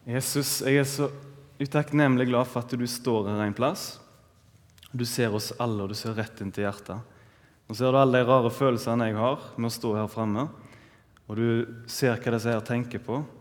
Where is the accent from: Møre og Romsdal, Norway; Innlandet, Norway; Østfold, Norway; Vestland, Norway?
Vestland, Norway; Ølensvåg; now in Haugesund, Norway; Jeg er opprinnelig fra Ølensvåg.